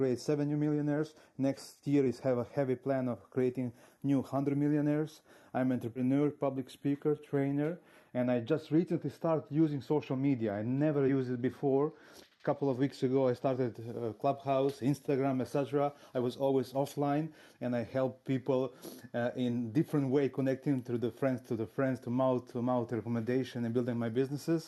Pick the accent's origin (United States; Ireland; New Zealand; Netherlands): Netherlands; Rotterdam, South Holland; I'm from Rotterdam, Netherlands